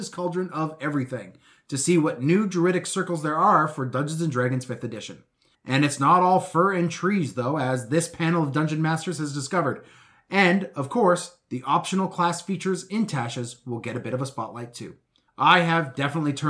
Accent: Edmonton, Alberta, Canada; now in Vancouver, Canada; I'm from Edmonton

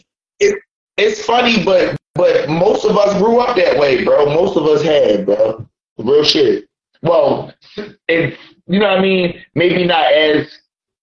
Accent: Philadelphia, Pennsylvania, United States; I'm from Philly too

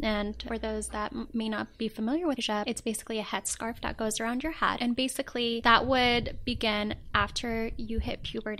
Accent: Rabat, Rabat-Salé-Kénitra, Morocco; I am from Rabat. It is the capital city of Morocco.

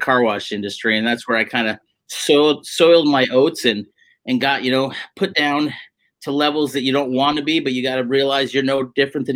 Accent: Phoenix, Arizona, United States; moved away as an adult; also born or lived in Tucson, Arizona / Santa Monica, California / Hermosa Beach, California; I was born and raised in, Phoenix back in September 24th, 71. Grew up in that area.

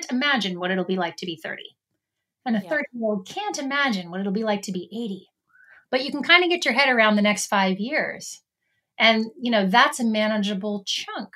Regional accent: Canada; now in United States; as a Canadian and living in the United States

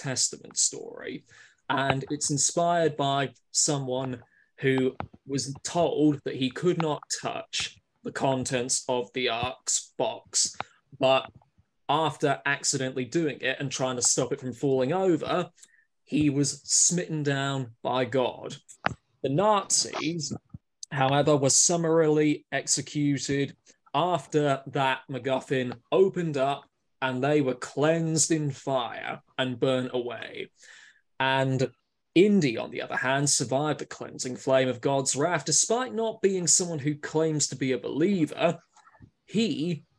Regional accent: Winchester, South East England, United Kingdom; I come from the southeast in Winchester

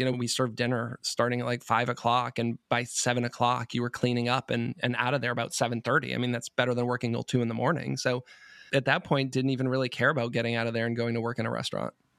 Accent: Marlborough, Massachusetts, United States; also born or lived in Providence; I grew up in Marlborough, so about forty miles west of Boston

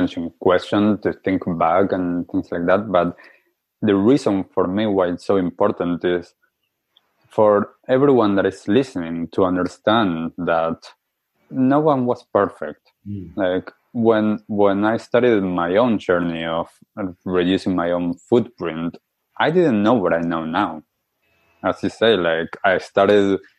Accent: Argentina; moved away; I grew up in Argentina

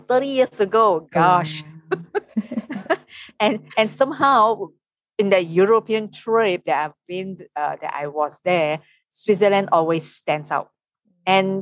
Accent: Malaysia; I'm from Malaysia. I am a local Malaysian tour guide

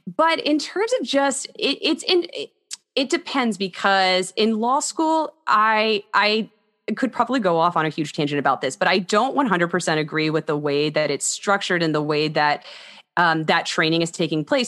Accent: Texas, United States; also born or lived in Houston / Austin / Dallas; I'm originally from Texas. All of my family is from Texas

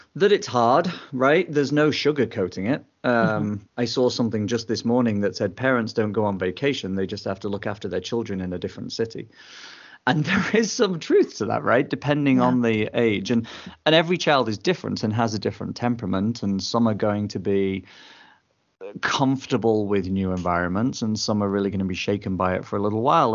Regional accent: England, United Kingdom; also born or lived in United States; I was born in England

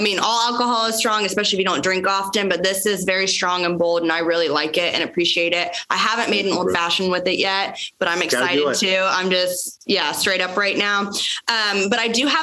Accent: Florida, United States; I'm born and raised in Florida

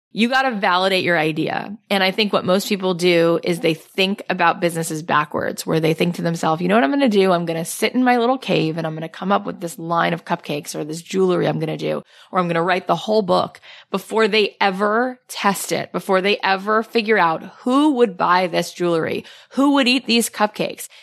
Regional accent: East Coast, United States; moved away as an adult; now in Los Angeles, United States; I grew up on the East Coast.

